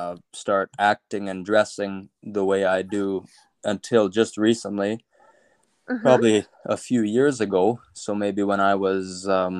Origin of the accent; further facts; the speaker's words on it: Big River, Saskatchewan, Canada; Well, I guess I was born in Saskatoon in Saskatchewan. Nice. And I lived on a farm near Big River. Actually, it was a ranch.